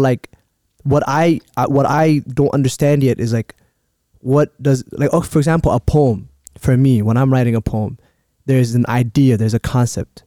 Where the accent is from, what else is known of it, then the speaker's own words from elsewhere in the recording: Minneapolis, Minnesota, United States; Growing up in Cedar